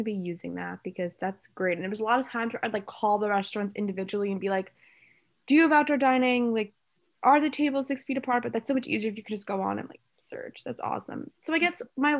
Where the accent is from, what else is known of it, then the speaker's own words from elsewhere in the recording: New Jersey, United States; moved away as an adult; now in Washington, D.C., United States; because I'm also from New Jersey